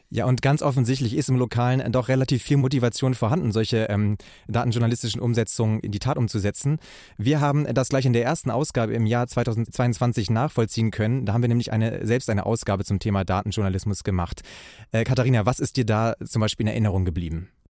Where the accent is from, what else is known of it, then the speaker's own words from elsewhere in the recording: Bremerhaven, Bremen, Germany; in meine Heimatstadt Bremerhaven